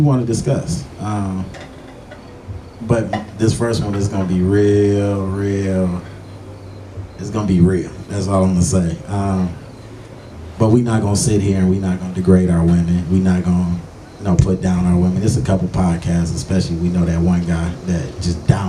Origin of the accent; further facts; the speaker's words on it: Oak Park, Michigan, United States; also born or lived in Detroit; I was born in Detroit, but I grew up in Oak Park